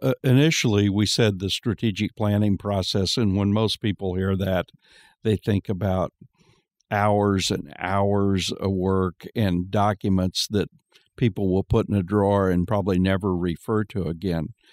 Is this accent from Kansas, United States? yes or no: yes; Kansas, United States; I'm from Kansas